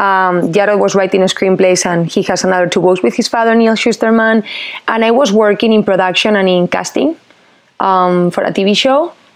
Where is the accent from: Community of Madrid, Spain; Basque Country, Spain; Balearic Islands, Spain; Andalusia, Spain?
Community of Madrid, Spain; Madrid; moved away as an adult; now in Los Angeles, United States; I'm from Spain. I'm from Madrid.